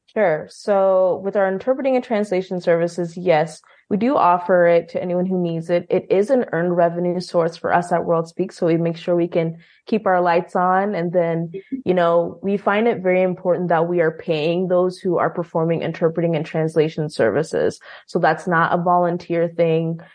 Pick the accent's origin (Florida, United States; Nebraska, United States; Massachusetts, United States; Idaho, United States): Nebraska, United States; Bellevue; I was born in Bellevue, Washington. And then when mm. I was almost eight, we moved to Bellevue, Nebraska.